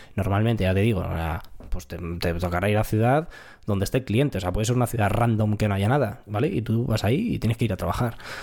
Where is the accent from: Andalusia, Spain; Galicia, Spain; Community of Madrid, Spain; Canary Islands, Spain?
Community of Madrid, Spain; Madrid; tengo 26 años, soy ingeniero y soy de Madrid.